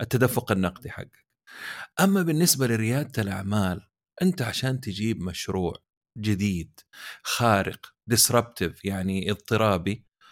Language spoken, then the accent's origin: Arabic; Saudi Arabia; عندنا في السعوديه